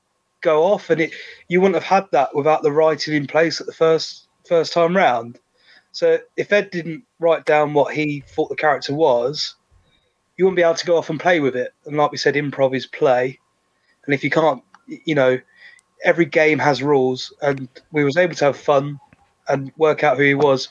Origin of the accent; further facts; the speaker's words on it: London, United Kingdom; now in Shropshire, United Kingdom; I grew up in London and I moved to Shropshire